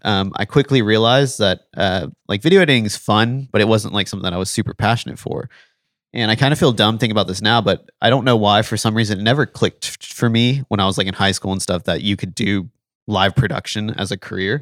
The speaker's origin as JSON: {"language": "English", "region": "South Texas", "country": "United States", "tie": "born or raised there", "said": "I was born in Texas, uh, spent most of my life in South Texas"}